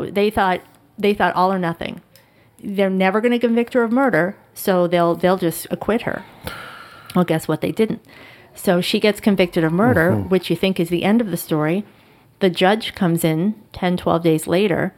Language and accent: English; Boston, Massachusetts, United States; I'm from Boston